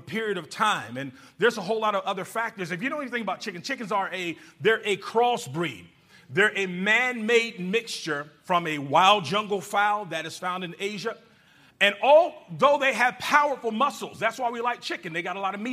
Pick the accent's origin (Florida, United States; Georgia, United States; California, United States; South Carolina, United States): Georgia, United States; moved away; That's where I'm from. And when I was a little boy, I lived in a little country town